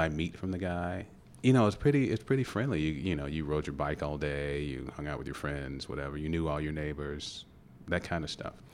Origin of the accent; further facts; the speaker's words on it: Louisville, Kentucky, United States; I grew up in Parkland, which is like twenty-second Street